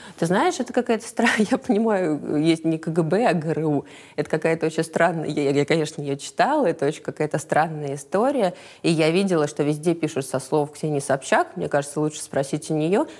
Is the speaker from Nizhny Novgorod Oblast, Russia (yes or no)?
no; Moscow, Russia; Я из Москвы. Я родилась и выросла в Москве